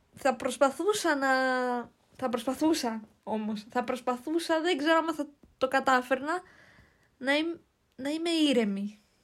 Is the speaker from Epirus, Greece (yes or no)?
no; Kastoria, Western Macedonia, Greece; εγώ είμαι από την Καστοριά